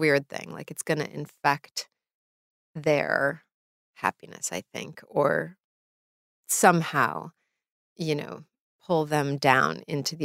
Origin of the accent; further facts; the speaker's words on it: New York City, New York, United States; I was born and raised here